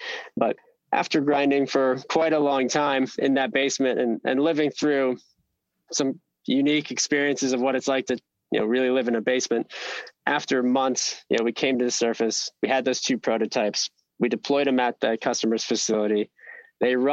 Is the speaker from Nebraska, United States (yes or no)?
no; Ohio, United States; I'm born and raised in the Midwest, grew up in Ohio